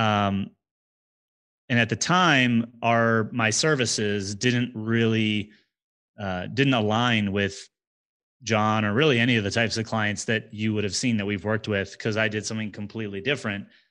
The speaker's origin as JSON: {"language": "English", "region": "New Jersey", "country": "United States", "tie": "born or raised there", "moved": "as an adult", "lives_now": "Denver, United States", "said": "I grew up in New Jersey in the United States"}